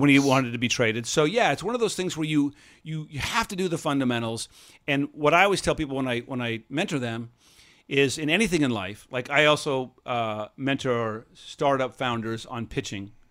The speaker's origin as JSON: {"language": "English", "town": "Seattle", "region": "Washington", "country": "United States", "tie": "born or raised there", "said": "when I was growing up in Seattle"}